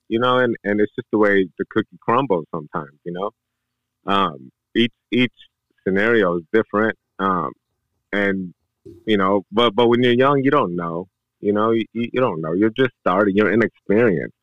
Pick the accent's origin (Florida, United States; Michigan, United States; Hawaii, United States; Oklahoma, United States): Michigan, United States; Detroit; moved away as an adult; I'm born and raised Detroit, Michigan